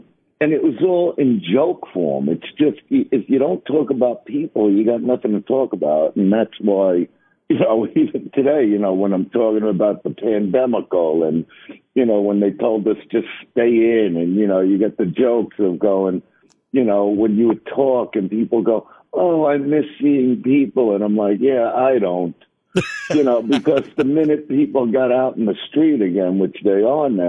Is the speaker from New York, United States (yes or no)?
yes; New York City, New York, United States; I am from Brooklyn